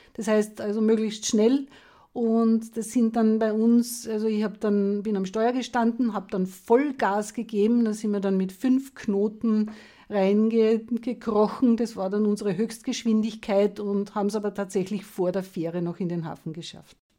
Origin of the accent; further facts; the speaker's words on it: Lower Austria, Austria; ich komme aus Niederösterreich